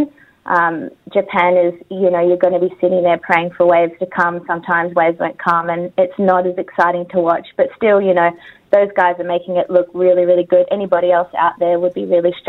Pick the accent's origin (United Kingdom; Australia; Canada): Australia; I am Australian and I love my country